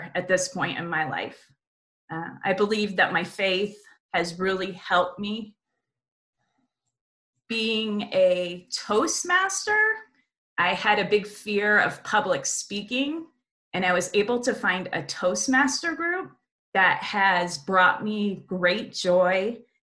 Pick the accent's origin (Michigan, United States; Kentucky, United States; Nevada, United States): Nevada, United States; Las Vegas; the friendships that I've been able to make here in my hometown